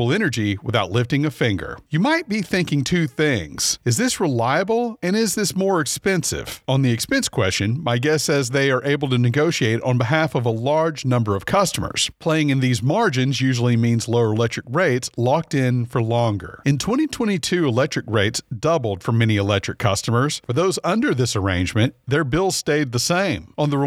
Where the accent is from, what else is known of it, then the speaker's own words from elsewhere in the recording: Louisiana, United States; My home state of Louisiana.